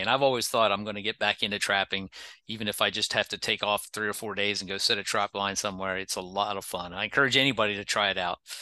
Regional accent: Pennsylvania, United States; moved away; also born or lived in South Carolina; I've lived in a number of different states other than Pennsylvania, even though I'm from Pennsylvania

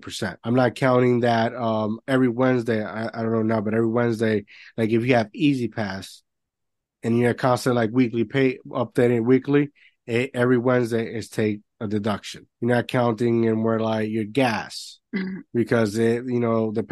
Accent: Puerto Rico; moved away; I grew up in Puerto Rico

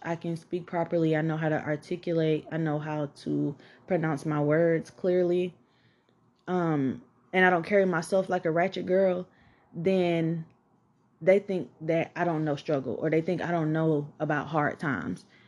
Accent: College Park, Georgia, United States; also born or lived in Atlanta, Georgia; I grew up in College Park, Georgia

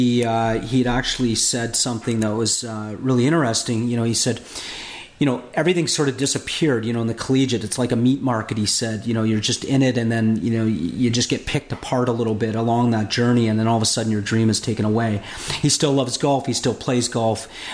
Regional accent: Canada; now in Florida, United States; in Canada, I'm Canadian

